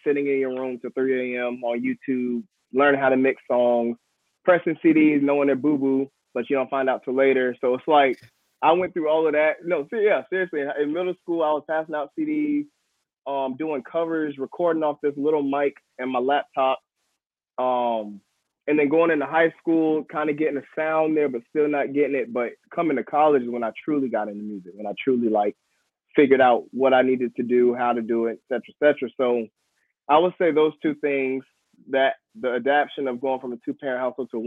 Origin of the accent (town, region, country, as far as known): Raleigh, North Carolina, United States; born or raised there; now in Durham, United States